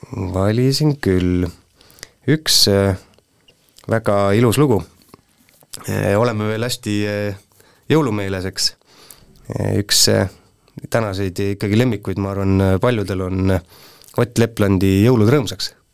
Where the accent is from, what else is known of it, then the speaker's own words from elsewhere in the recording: Puurmani, Jõgeva County, Estonia; moved away as an adult; also born or lived in Tormase; now in Põltsamaa, Estonia; sündisin Jõgeva haiglas, mitte palju pärast seda kolisime Puurmanisse